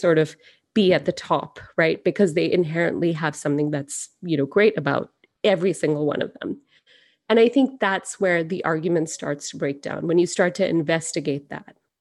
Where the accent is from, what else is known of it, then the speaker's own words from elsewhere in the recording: Singapore; now in United States; I grew up in Singapore